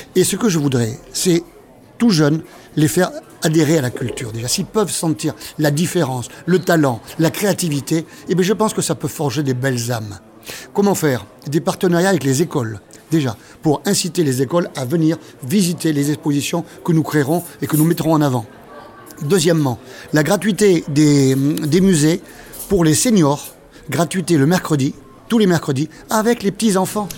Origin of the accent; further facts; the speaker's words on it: Bordeaux, Nouvelle-Aquitaine, France; also born or lived in Burkina Faso; Je suis né à Bordeaux, j'ai vécu à Bordeaux et j'y vis encore